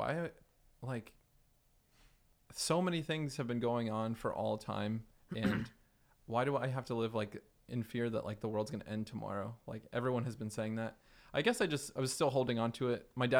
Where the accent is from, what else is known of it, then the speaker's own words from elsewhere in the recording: Florida, United States; also born or lived in Virginia; Well, mostly Florida, but I was born in Virginia, and we lived all over the country.